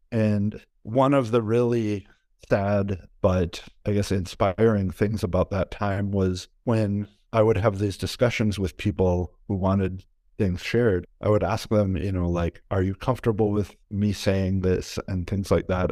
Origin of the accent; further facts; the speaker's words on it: Wisconsin, United States; moved away as an adult; now in Minneapolis, United States; I am originally from Wisconsin.